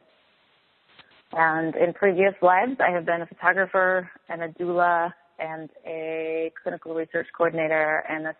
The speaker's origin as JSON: {"language": "English", "region": "Eastern Canada", "country": "Canada", "moved": "yes", "said": "I'm from Eastern Canada"}